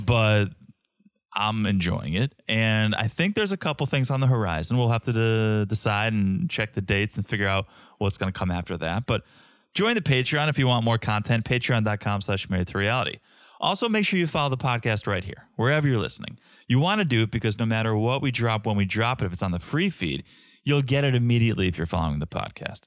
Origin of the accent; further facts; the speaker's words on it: Hamden, Connecticut, United States; I grew up in Connecticut, around Quinnipiac area, Quinnipiac University, and about fifteen, twenty minutes away is downtown New Haven